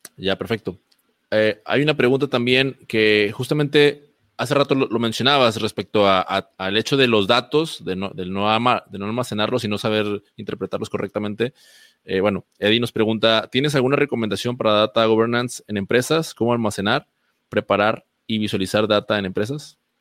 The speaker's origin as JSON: {"language": "Spanish", "country": "Mexico", "said": "como mexicanos"}